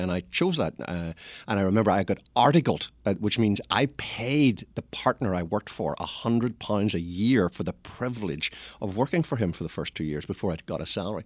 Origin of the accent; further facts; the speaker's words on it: Belfast, Northern Ireland, United Kingdom; accent: Northern Irish; moved away as an adult; now in United States; I was born in Belfast, which is the messy bit of Ireland